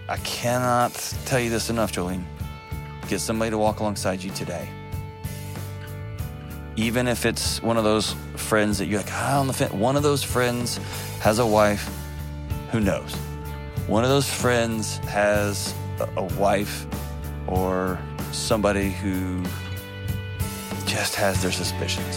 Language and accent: English; Texas, United States; As a Texan, we were just raised to hate Oklahoma City